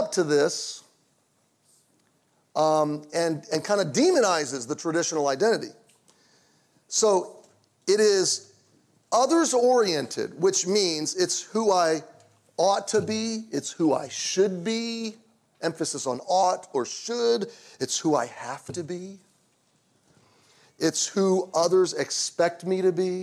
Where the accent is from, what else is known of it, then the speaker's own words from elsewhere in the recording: Baltimore, Maryland, United States; I was born in Baltimore, Maryland in 1969